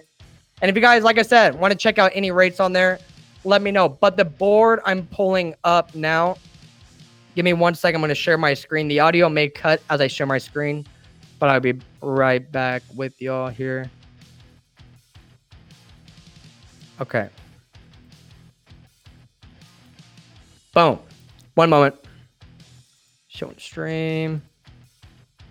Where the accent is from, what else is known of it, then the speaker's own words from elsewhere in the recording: Illinois, United States; I'm from the Midwest, from Illinois in particular